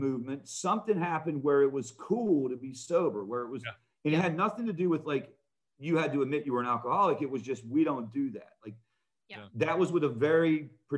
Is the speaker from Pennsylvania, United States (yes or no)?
yes; Pittsburgh, Pennsylvania, United States; I grew up in Pittsburgh, Pennsylvania.